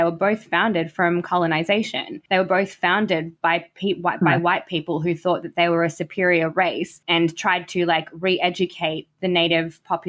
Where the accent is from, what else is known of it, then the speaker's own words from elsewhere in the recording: Australia; And I think as an Australian, you know, if you are white and have been presented all of this information